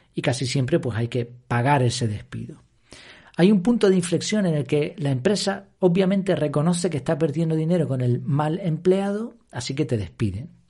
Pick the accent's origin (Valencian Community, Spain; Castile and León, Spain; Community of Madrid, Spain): Community of Madrid, Spain; Madrid; now in Gran Canaria, Spain; yo no soy canario 100%, nací en Madrid, pero me considero casi, casi ya canario